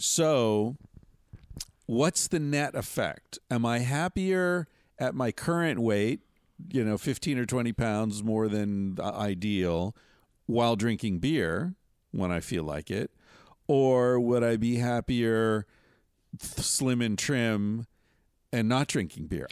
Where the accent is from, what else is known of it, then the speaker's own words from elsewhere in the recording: Western Pennsylvania, United States; I grew up in Western Pennsylvania in the seventies